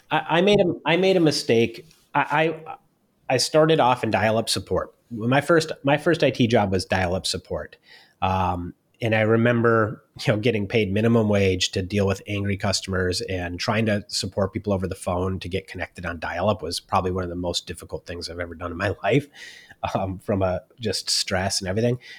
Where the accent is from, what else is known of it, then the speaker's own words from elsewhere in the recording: Minneapolis, Minnesota, United States; moved away as an adult; also born or lived in Silicon Valley; I was originally from Minneapolis, Minnesota